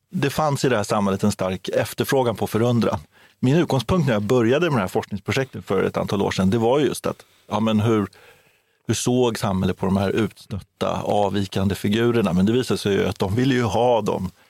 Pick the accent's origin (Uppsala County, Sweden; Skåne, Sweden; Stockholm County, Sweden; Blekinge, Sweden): Blekinge, Sweden; Karlskrona; Ja, du har Karlskrona, min hemstad.